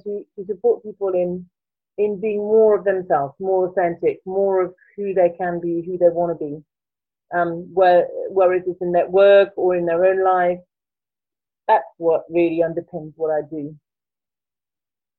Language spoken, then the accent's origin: English; Paris, Île-de-France, France; accent: French; English is a second language; moved away as an adult; now in Brighton, United Kingdom; And I originally come from France, as you can probably tell in my accent. I grew up in Paris, and I came to the UK in my early 20s.